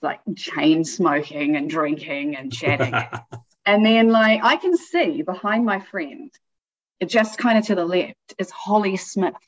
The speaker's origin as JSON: {"language": "English", "region": "Auckland", "country": "New Zealand", "tie": "born or raised there", "also_born_or_lived": "Christchurch, New Zealand / Hamilton, New Zealand", "moved": "yes", "said": "I'm born and raised New Zealand. So I was born in Christchurch. And then my family moved up to Hamilton."}